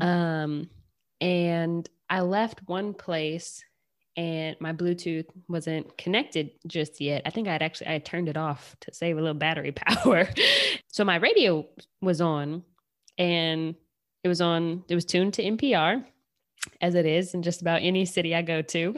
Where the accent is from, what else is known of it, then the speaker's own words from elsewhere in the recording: Michigan, United States; I'm from Michigan